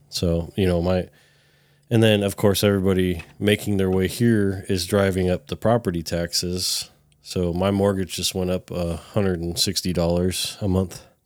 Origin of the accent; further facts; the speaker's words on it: California, United States; now in Texas, United States; I'm a Californian